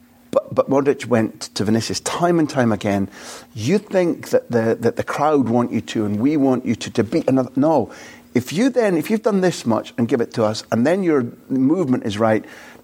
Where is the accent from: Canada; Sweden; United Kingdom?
United Kingdom; Scotland; I'm a Scot